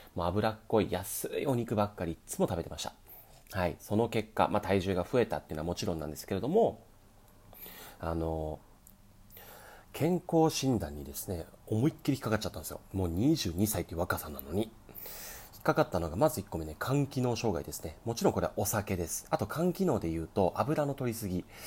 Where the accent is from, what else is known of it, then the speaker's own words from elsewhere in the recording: Kyushu, Miyazaki, Japan; moved away as an adult; now in Tokyo, Japan; 僕、生まれは九州なんですね。宮崎で生まれて、で、そこから、えー、小学校六年生から野球を始めました。で、高校になって